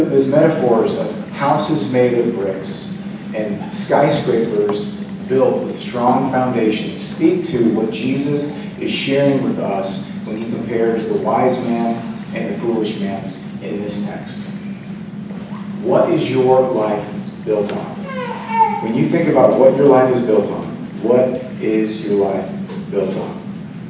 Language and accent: English; Florida, United States; moved away; I grew up in Florida